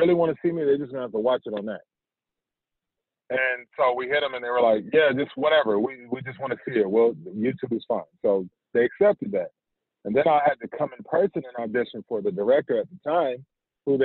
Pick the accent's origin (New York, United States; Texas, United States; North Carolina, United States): North Carolina, United States; Fayetteville; also born or lived in Wilmington, North Carolina; I'm actually from Fayetteville, North Carolina. And that was a transplant to Wilmington